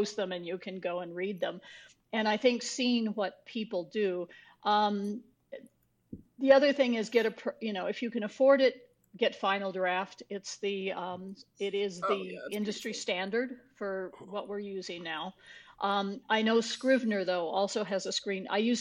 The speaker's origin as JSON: {"language": "English", "region": "New Mexico", "country": "United States", "tie": "born or raised there", "said": "I grew up in New Mexico"}